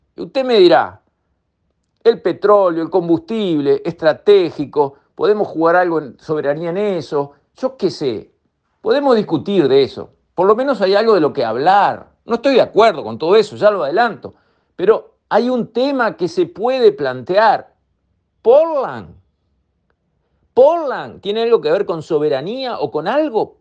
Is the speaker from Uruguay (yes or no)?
yes; Uruguay; soy uruguayo y como tal me considero dueño de ANCAP